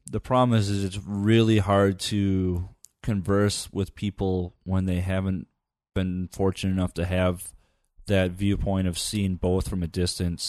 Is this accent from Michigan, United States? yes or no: yes; Upper Michigan, United States; I grew up in Upper Michigan